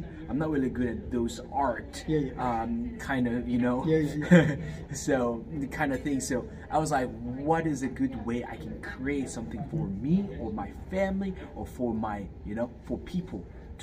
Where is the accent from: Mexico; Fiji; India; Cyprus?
Fiji; also born or lived in South Korea; now in Hawaii, United States; I was raised in Fiji. But I was born in Korea and I'm Korean